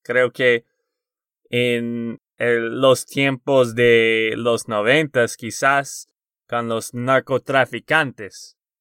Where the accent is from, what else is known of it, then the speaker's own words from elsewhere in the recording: Texas, United States; de Texas, Estados Unidos.